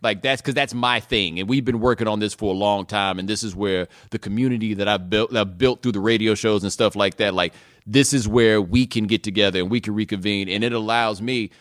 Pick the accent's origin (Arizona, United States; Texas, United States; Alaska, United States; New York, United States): Texas, United States; Houston; moved away as an adult; also born or lived in Atlanta; I grew up in Houston, and I, and I'm definitely from Houston